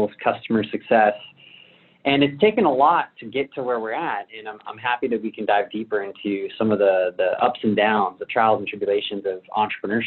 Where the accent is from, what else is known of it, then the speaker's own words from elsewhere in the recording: Orange County, California, United States; also born or lived in San Diego, United States; I grew up in Orange County